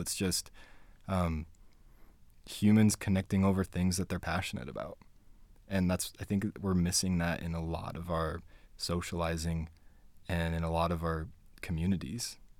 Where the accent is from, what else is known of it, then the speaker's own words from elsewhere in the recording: Spanish Fork, Utah, United States; also born or lived in Payson, Utah / Fort Worth, Texas; I grew up here. I grew up in Spanish Fork and Payson, Utah